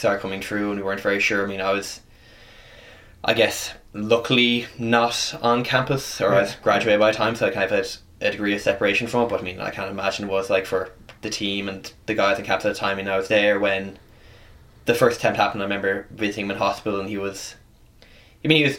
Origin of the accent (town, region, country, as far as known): United States